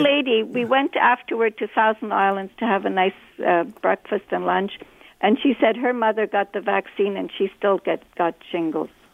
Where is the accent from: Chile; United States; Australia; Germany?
Germany; East Germany; also born or lived in Montreal, Canada; now in Toronto, Canada; I'm originally from East Germany